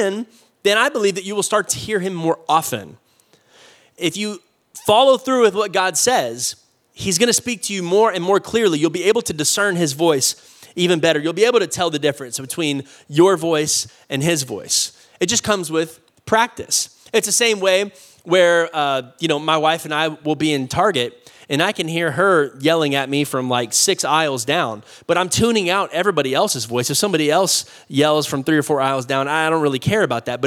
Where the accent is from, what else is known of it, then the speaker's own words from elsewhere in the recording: Austin, Texas, United States; also born or lived in Oklahoma; I'm from Austin